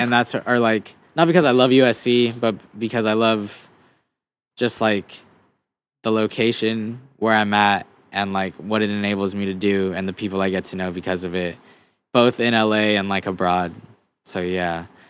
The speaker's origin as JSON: {"language": "English", "country": "Guam", "tie": "born or raised there", "also_born_or_lived": "United States", "moved": "yes", "said": "growing up on Guam was cool"}